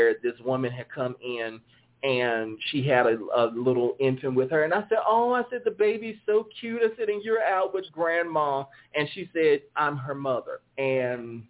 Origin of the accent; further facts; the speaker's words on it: the South, United States; accent: southern drawl; I have a southern drawl, so yeah, I'm from America